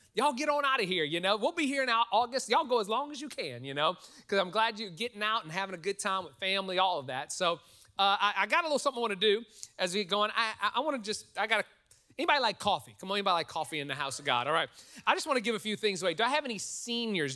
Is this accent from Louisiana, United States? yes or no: yes; New Orleans, Louisiana, United States; now in Texas, United States; I'm from New Orleans